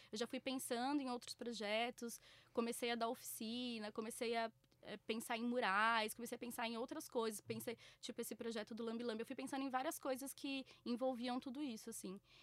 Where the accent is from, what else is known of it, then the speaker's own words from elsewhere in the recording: Bauru, São Paulo, Brazil; now in São Paulo, Brazil; Eu sou do interior, né? Eu sou de Bauru, então, tipo, é, a rua era um pouco mais comum quando eu era mais nova, mas aqui sempre foi muito difícil